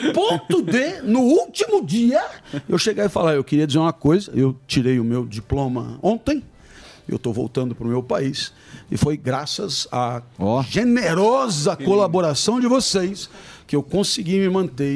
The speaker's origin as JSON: {"language": "Portuguese", "country": "Brazil", "also_born_or_lived": "France", "moved": "as an adult", "said": "sou brasileiro"}